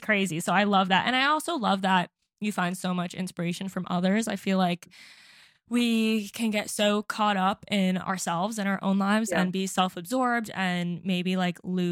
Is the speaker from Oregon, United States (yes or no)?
no; Florida, United States; also born or lived in New York; I was born in New York, but I was raised in Florida